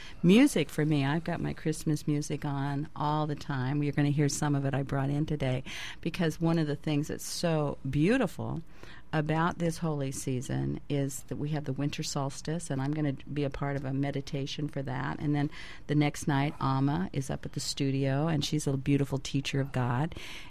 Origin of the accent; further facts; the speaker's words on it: California, United States; moved away as an adult; now in Maui, United States; I came from California, Jim, where I was a native Californian, and so we didn't have big extended families.